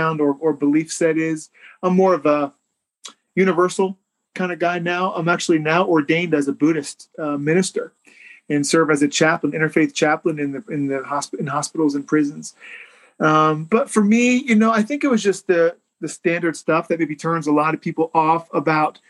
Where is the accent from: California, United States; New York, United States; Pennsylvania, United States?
Pennsylvania, United States; Newville; south central Pennsylvania, small town called Newville, Pennsylvania, outside of Harrisburg